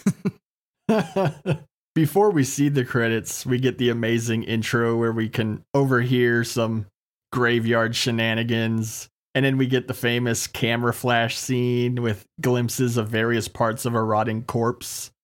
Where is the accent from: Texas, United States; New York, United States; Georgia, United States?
Texas, United States; being born and raised in Texas